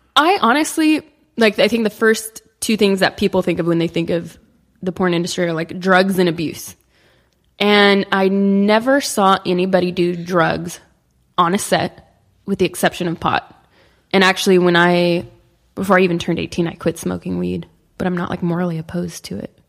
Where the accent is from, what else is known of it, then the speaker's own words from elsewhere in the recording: Sacramento, California, United States; now in Los Angeles, United States; I grew up in Sacramento, which is, like, five and a half, six hours from here.